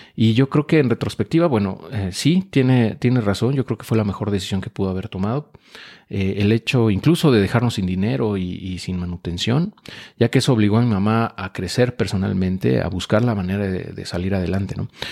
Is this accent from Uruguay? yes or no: no; Mexico City, Mexico; yo nací en la Ciudad de México, antes de Distrito Federal